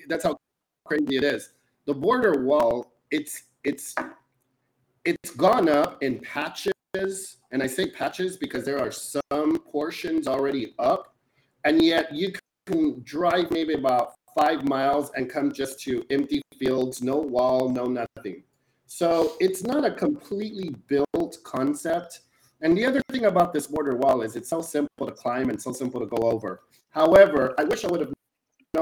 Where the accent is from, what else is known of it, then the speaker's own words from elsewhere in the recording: Rio Grande Valley, Texas, United States; moved away as an adult; now in Brooklyn, United States; I grew up on the border. I grew up in, you know, the Rio Grande Valley